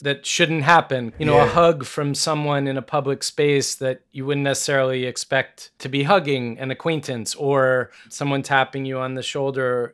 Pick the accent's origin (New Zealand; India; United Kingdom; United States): United States; as an American